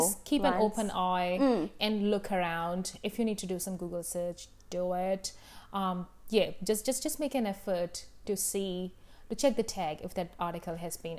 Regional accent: India; moved away as an adult; now in New Zealand; I grew up in India, right?

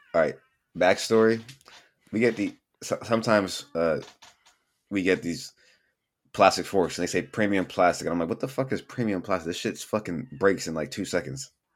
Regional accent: Bellflower, California, United States; born and raised in Bellflower, California.

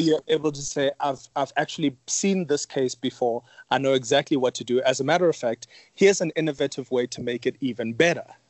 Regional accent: Johannesburg, Gauteng, South Africa; I grew up in Yeovil

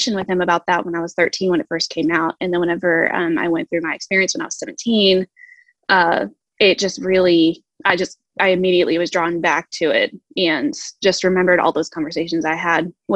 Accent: Texas, United States; I am from Texas

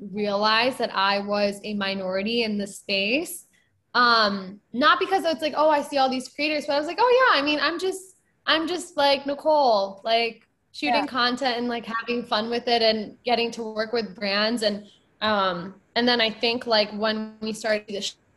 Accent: Michigan, United States; I grew up in a suburb of Michigan.

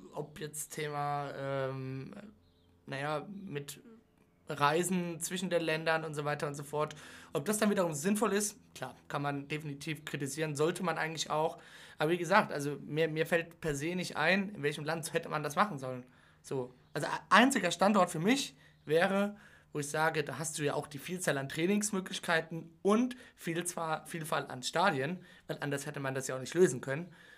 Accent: Germany; Wir als Deutsche

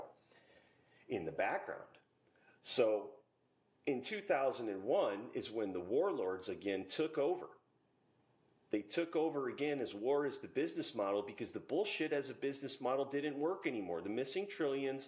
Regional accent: Little Valley, Pennsylvania, United States; I'm from Little Valley in Pennsylvania

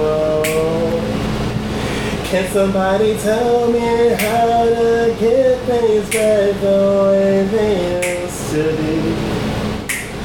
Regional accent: United States; growing up in the Tri-State area, we had rap before New York rap became a global thing.

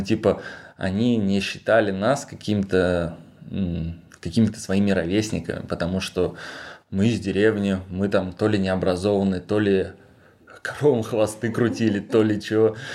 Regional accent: Krasnogorskoye, Altai Krai, Russia; moved away; родился в деревне, село Красногорское Алтайского края, где население 4000 человек

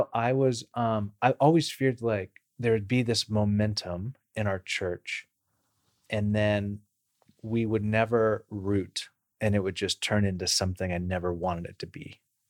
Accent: Bakersfield, California, United States; I grew up in Bakersfield, California, where it's kind of rural sprawl

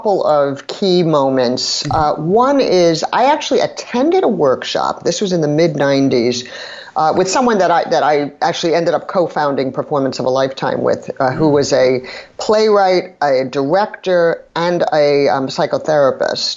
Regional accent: New York City, New York, United States; I grew up in New York City

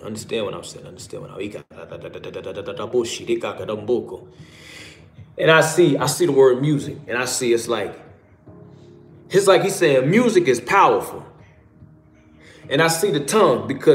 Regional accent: Chicago, Illinois, United States; I'm from Chicago

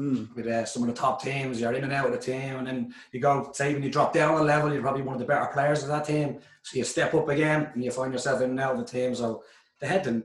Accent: Dublin, Leinster, Ireland; moved away; I'm from Dublin.

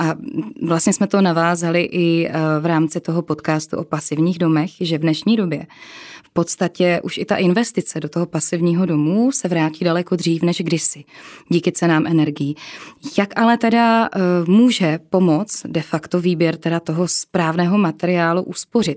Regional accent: Czechia; my jsme Češi

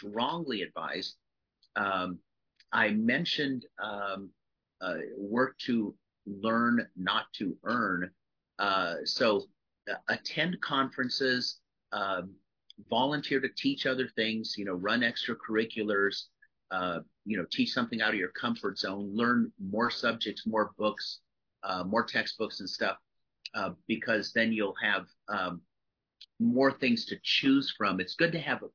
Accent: United States; I'm an American

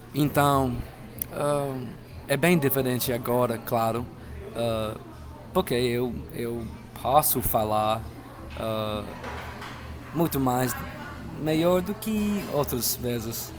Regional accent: Mississippi, United States; Portuguese is a second language; eu sou americano, claro, uh, americano do norte uh, e meu estado é Mississippi, fica no sul do país.

